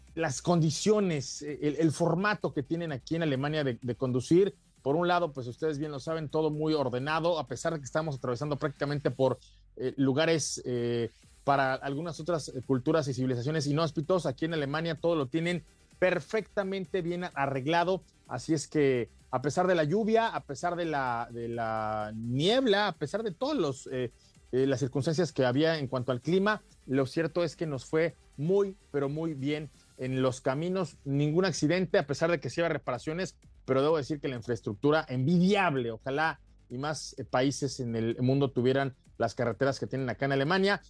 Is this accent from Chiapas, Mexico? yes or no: no; Cuernavaca, Morelos, Mexico; para quienes somos de Cuernavaca